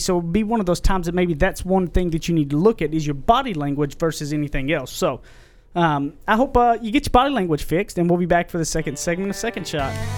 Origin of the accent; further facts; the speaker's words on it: Carlisle, United States; moved away; also born or lived in Tyler; back to my hometown where I went to high school.